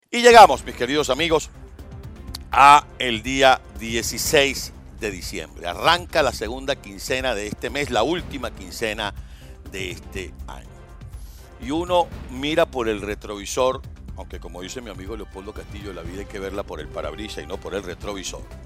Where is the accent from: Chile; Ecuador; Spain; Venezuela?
Venezuela; Villa Rosa, Margarita Island, Nueva Esparta; moved away; como venezolano que soy, porque nací en ese país. Yo recuerdo cuando yo vivía allá en Villarrosa